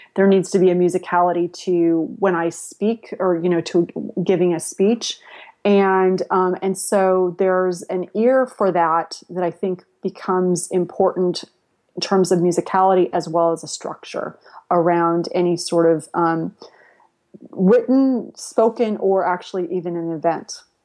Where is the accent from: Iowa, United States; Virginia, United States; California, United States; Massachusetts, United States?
California, United States; San Jose; also born or lived in Spain / Latin America; I grew up on the West Coast. I grew up in San Jose before it was Silicon Valley